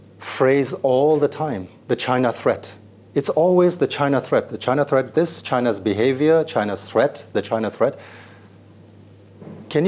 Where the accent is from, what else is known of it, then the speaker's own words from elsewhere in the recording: India; now in Hong Kong; I'm a Chinese citizen. I'm a Hong Kong resident, but I was born in India